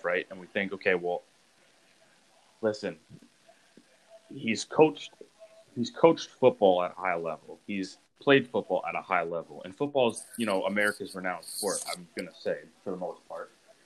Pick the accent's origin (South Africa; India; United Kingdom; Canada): Canada; Saskatchewan; I'm from Saskatchewan